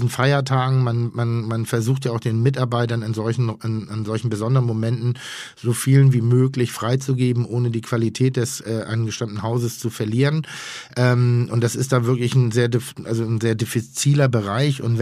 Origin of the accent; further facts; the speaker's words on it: Schleswig-Holstein, Germany; denn ich komme ja aus Schleswig-Holstein.